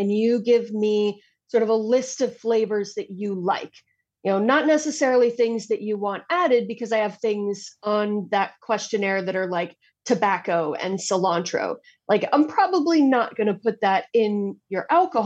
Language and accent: English; United States; as an American